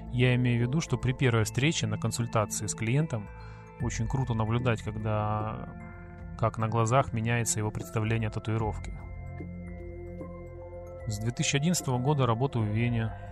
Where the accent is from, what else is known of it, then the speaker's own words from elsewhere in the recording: Sevastopol, Crimea, Ukraine; я татуировщик из Крыма, город-герой Севастополя.